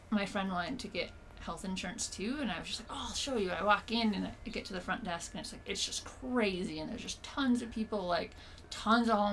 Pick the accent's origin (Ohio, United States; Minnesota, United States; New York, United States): Minnesota, United States